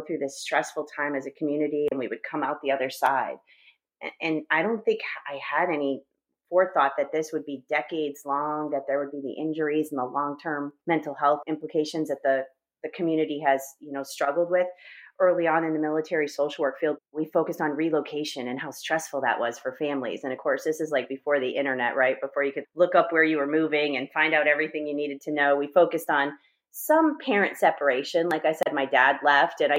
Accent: Massachusetts, United States; moved away as an adult; also born or lived in Washington State; I'm from New England, right? I'm from Massachusetts.

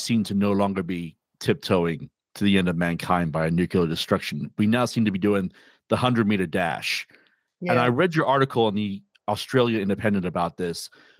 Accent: United Kingdom; I did some more research from when I grew up in Great Britain

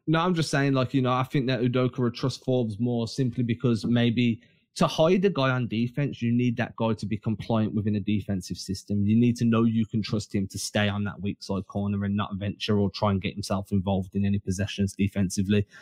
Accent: England, United Kingdom; we're English

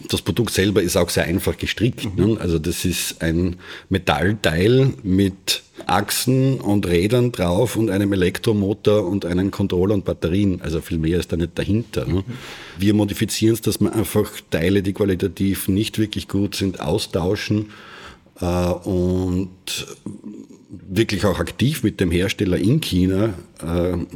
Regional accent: Graz, Styria, Austria; im Umfeld von Graz oder in der Umgebung von Graz aufgewachsen

